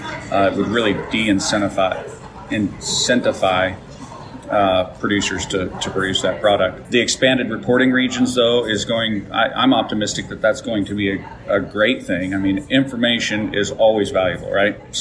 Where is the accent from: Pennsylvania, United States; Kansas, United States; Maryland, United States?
Kansas, United States; Council Grove; I reside in the Flint Hills of Kansas. Council Grove is my hometown